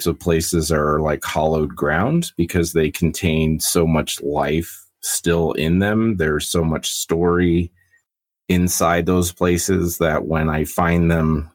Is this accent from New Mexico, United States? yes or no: yes; Albuquerque, New Mexico, United States; moved away as an adult; now in Castle Rock, United States; I was born and raised in Albuquerque, New Mexico.